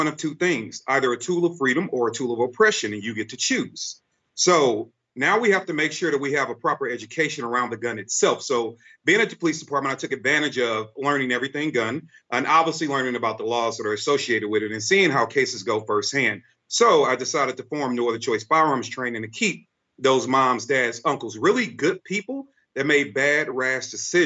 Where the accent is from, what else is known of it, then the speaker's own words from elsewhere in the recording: St. Louis, Missouri, United States; I grew up in St. Louis, Missouri. I'm from the worst part of St. Louis area called Walnut Park.